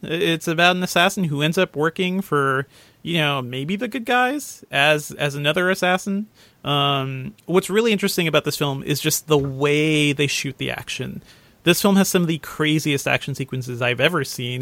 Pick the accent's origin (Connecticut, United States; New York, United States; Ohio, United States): Connecticut, United States; I grew up in Connecticut